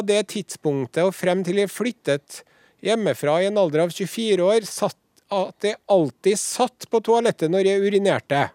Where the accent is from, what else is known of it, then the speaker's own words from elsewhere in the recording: Trøndelag, Norway; oss trøndere